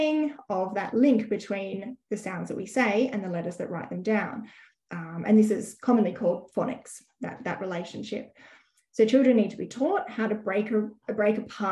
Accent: Sydney, New South Wales, Australia; moved away as an adult; also born or lived in Western Australia; now in Brisbane, Australia; I grew up in Sydney

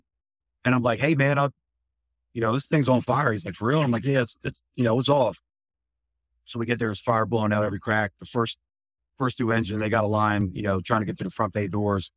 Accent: Camden, Delaware, United States; I grew up in small town Delaware. I lived in Camden, Delaware most of my entire life

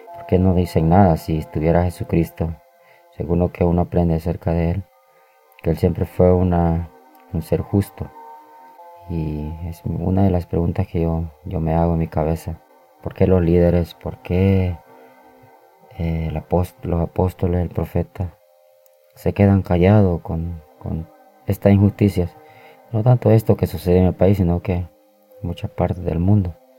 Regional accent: El Salvador; born or raised there

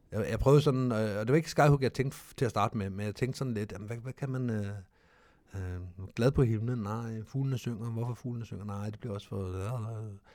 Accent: Denmark; Vi er danskere

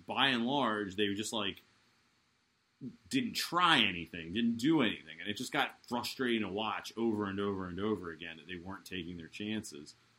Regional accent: United States; I'm American

